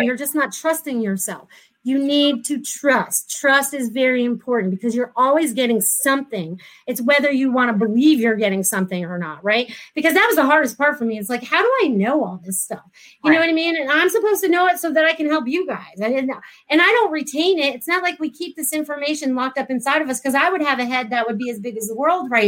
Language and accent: English; New England, United States; moved away as an adult; now in Florida, United States; I was from New England. I'd never really visited Florida, but I came here in 1994.